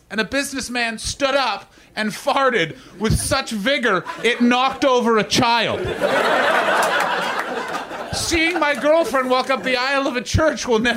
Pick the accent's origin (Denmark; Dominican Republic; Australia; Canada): Canada; I'm Canadian, by the way, because all of you suddenly turned being like, "That's not a British